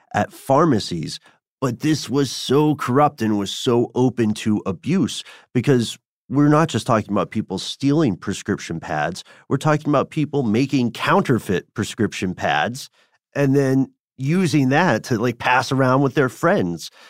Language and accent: English; Tennessee, United States; accent: Tennessee; my Tennessee accent